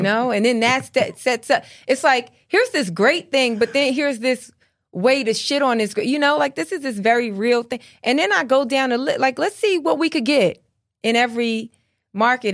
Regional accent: United States; I am culturally a Black American

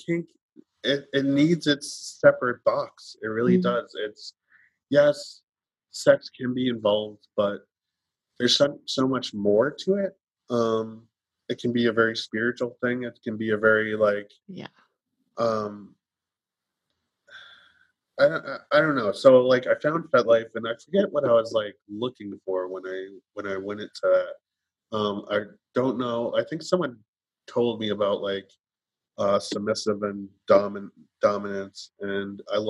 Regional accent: New York, United States; I'm from New York

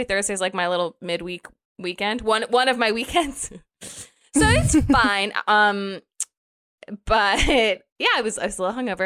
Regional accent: East Coast, United States; moved away; growing up in the East Coast

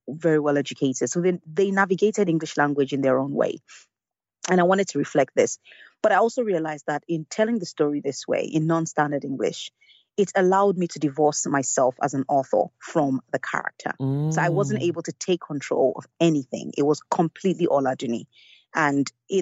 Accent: Lagos, Nigeria; I grew up in Lagos and in Nigeria

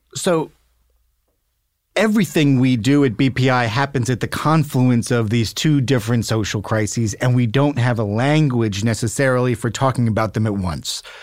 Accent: New York City, New York, United States; I grew up in New York City

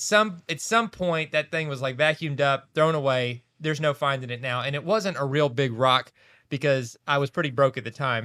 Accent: Kentucky, United States; where we grew up in Kentucky

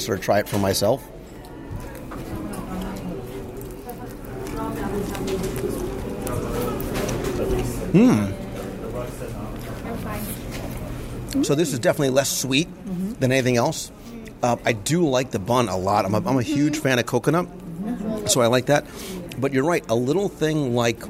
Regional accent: Northeast, United States; moved away; I come from the Northeast

